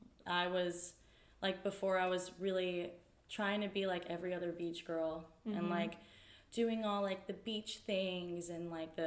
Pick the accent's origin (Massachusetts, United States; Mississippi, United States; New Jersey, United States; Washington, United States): New Jersey, United States; also born or lived in Raleigh; I was from New Jersey and I lived in Apex, like, / Raleigh. Like, I knew concrete all my life.